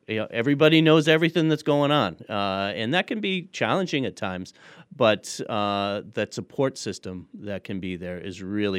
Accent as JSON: {"language": "English", "town": "Middlefield", "region": "Massachusetts", "country": "United States", "tie": "born or raised there", "said": "I grew up in Middlefield, which is the far west town of Hampshire County, 400 people. And we had horses, cows, pigs, chickens."}